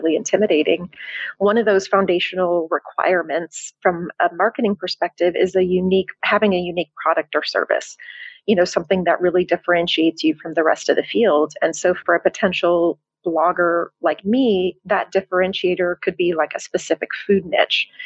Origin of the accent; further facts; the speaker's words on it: Tennessee, United States; moved away as an adult; also born or lived in Chicago, Illinois, United States; now in Cascais, Portugal; I'm originally from Chicago, and then I lived in Tennessee for most of my life